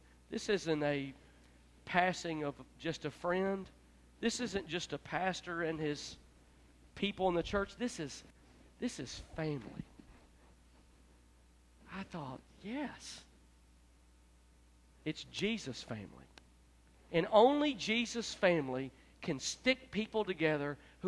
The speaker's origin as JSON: {"language": "English", "town": "Memphis", "region": "Tennessee", "country": "United States", "also_born_or_lived": "Florida / Gulfport", "moved": "yes", "said": "I'm from Memphis"}